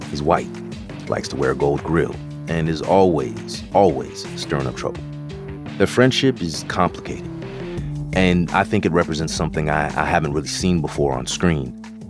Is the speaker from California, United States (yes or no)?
yes; California, United States; Like me, he was also born and raised in the Bay Area.